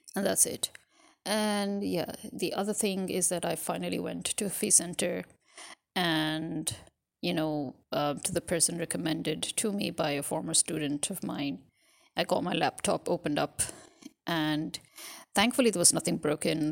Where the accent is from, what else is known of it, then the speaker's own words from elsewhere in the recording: Pakistan; I'm a Pakistani